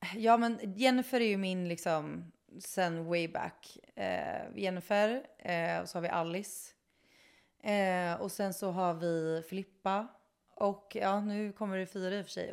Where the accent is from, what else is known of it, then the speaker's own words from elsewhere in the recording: Kungsbacka, Halland County, Sweden; jag är från Kungsbacka. Det är där jag är ifrån.